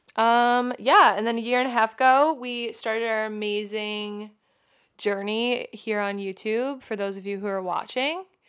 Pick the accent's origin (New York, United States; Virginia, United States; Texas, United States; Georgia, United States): New York, United States; Long Island; moved away as an adult; also born or lived in Austin; now in California, United States; we grew up in Long Island, New York